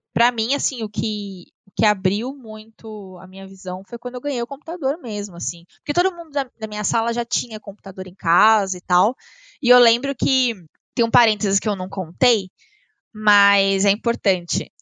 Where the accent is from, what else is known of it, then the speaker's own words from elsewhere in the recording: Avaré, São Paulo, Brazil; moved away as an adult; now in São Paulo, Brazil; Eu nasci em São Paulo, mas eu fui uhum. para Varé, que é no interior de São Paulo, é 240 quilômetros aqui da capital, uh, com 5 anos. Então eu cresci no interior e Avaré é uma cidade de 80 mil habitantes.